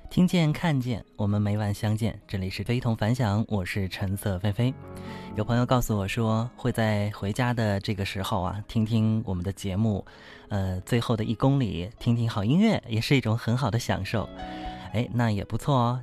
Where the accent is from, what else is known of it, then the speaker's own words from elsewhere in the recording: Wuxi, Jiangsu, China; 跟我们无锡当地的话呢是有点不一样